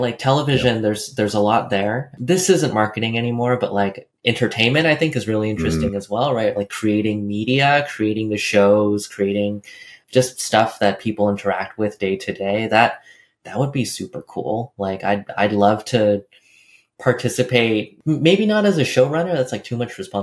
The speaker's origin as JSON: {"language": "English", "region": "California", "country": "United States", "tie": "born or raised there", "said": "I grew up in California"}